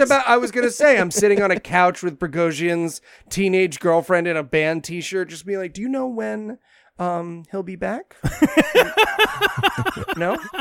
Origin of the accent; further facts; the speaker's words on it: Binghamton, New York, United States; my hometown of Binghamton